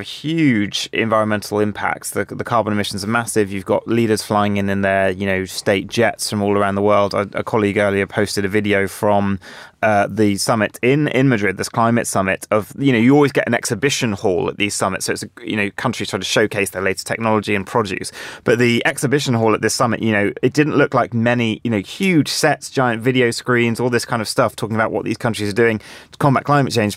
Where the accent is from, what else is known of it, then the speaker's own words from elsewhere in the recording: Jersey; I, I grew up in Jersey